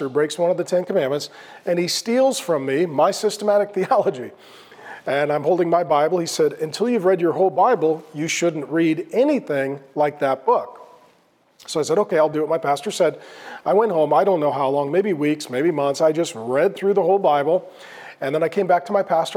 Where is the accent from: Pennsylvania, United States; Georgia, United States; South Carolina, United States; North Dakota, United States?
North Dakota, United States; Grand Forks; So I was born in 1970 in Grand Forks, North Dakota, Irish Catholic from County Cork, Southern Ireland is where our ancestors are from